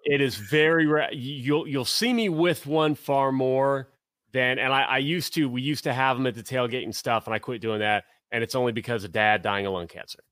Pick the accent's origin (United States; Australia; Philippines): United States; Tennessee; moved away; also born or lived in Central Ohio; I grew up in Tennessee